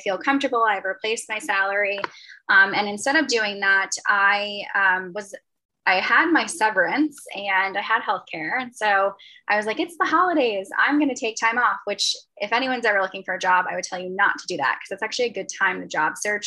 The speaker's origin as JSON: {"language": "English", "region": "a county right outside New York City", "country": "United States", "said": "I'm from a county right outside the city"}